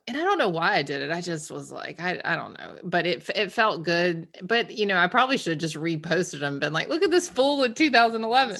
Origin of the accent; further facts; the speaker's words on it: Georgia, United States; also born or lived in outside of Boston; now in Massachusetts, United States; I'm from Georgia